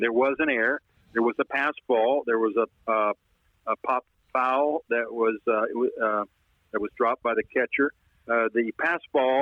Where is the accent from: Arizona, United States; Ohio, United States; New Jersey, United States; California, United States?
California, United States; Los Angeles; I grew up in Los Angeles